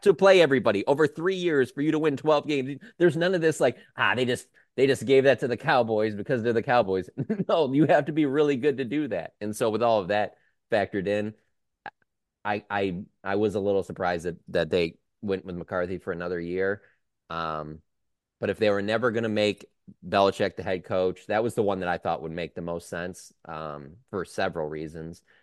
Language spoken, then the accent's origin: English; Detroit, Michigan, United States; I'm from Detroit